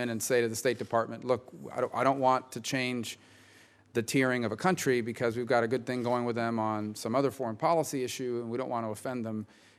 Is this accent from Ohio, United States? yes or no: no; Miami, Florida, United States; my hometown in Miami-Dade